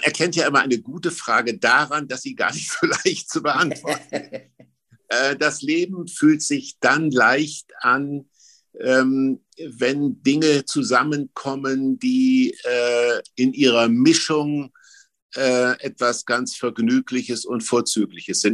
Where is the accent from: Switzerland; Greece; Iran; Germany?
Germany; ich bin im Mittelgebirge groß geworden